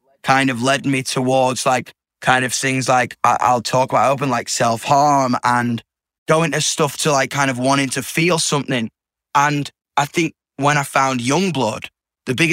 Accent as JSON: {"language": "English", "region": "Yorkshire and the Humber", "country": "United Kingdom", "said": "I'm from Yorkshire too"}